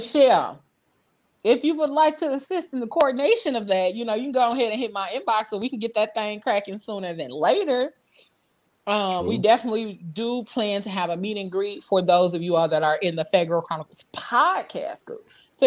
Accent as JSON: {"language": "English", "region": "Midwest", "country": "United States", "tie": "born or raised there", "said": "I was born and raised in the Midwest"}